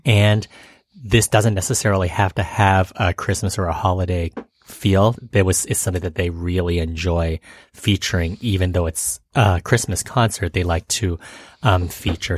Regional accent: Canada; It's Canadian upbringing

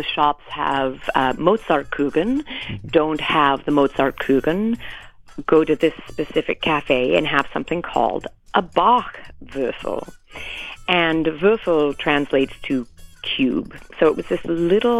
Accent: Canada; also born or lived in England; now in United States; I was born in England. I grew up in Canada. Now I live in the U.S.

